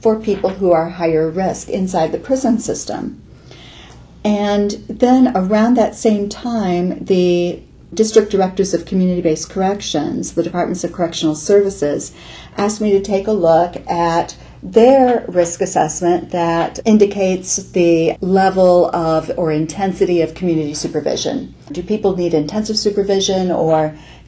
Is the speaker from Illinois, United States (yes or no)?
yes; Illinois, United States; now in Iowa, United States; I grew up in Illinois.